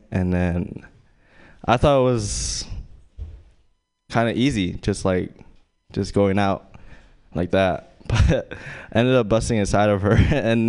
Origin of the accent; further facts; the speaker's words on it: Louisiana, United States; I'm Asian, and I grew up in Louisiana for quite a bit, for like 3 years. My dad was in the military